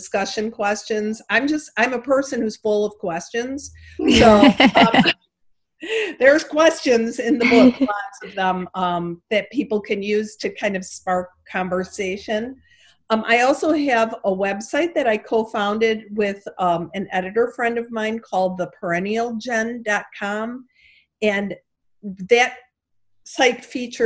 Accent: Chicago, Illinois, United States; accent: Chicago; my Chicago accent

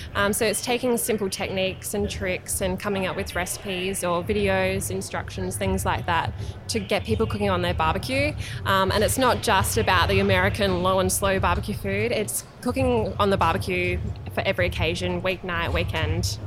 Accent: Tanunda, South Australia, Australia; also born or lived in Angaston / Nuriootpa / Marananga; I'm from the Barossa Valley originally

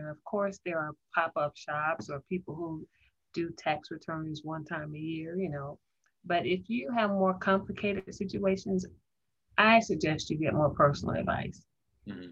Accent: Tampa, Florida, United States; I grew up in Florida, actually Tampa, Florida

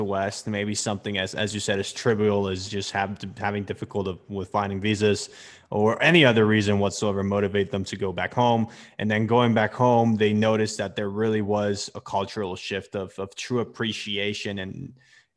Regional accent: Mexico; moved away; also born or lived in London; I'm from Mexico originally. I went to London. I studied in London

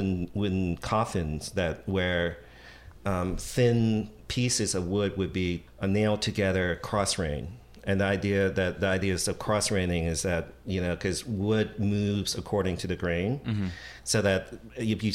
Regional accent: Washington, District of Columbia, United States; moved away as an adult; also born or lived in Montgomery County, Maryland / San Francisco; now in New York, United States; I grew up in Washington, D.C.

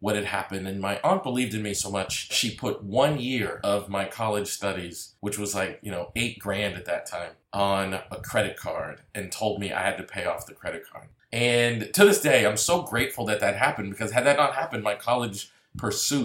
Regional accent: Massachusetts, United States; moved away as an adult; also born or lived in DeSoto, Texas; move from Massachusetts, my hometown

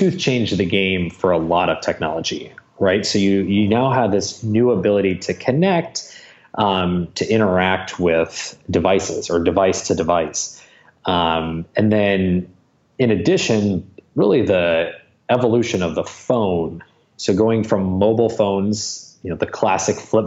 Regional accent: Michigan, United States; moved away as an adult; now in Los Angeles, United States; born and raised in Michigan

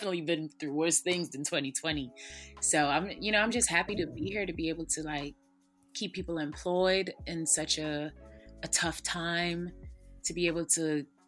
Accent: St. Lucia; moved away as an adult; also born or lived in New York, United States; now in Atlanta, United States; I was born and raised in St. Lucia, and I moved to New York when I was 19, 16 years ago.

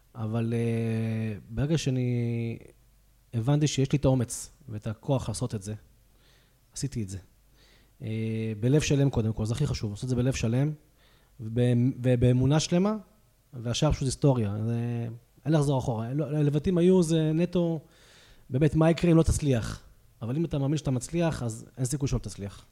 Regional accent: Hadera, Haifa District, Israel; moved away as an adult; now in Pardes Hanna, Israel; בן 38, במקור מחדרה. אני כבר גר uh, כמעט 17 שנה בפרדס חנה

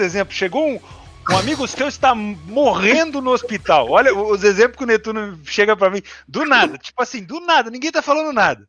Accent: Rio de Janeiro, Brazil; eu sou, eu sou carioca

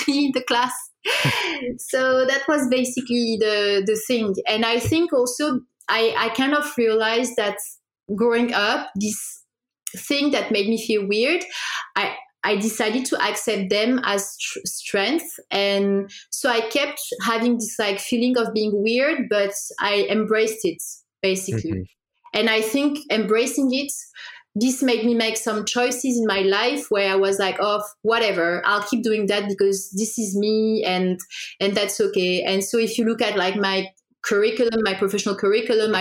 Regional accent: France; also born or lived in Morocco; I was born in Morocco. I moved to France when I was 4

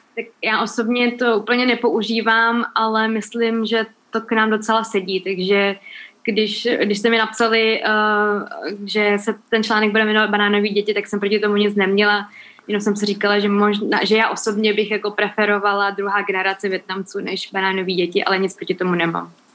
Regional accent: Czechia; když jsem se tady narodila

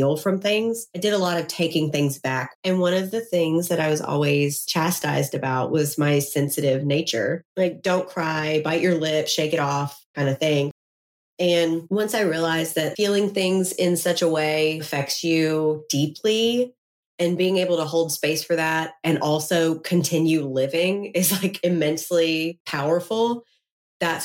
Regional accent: Memphis, Tennessee, United States; I'm from Memphis, Tennessee.

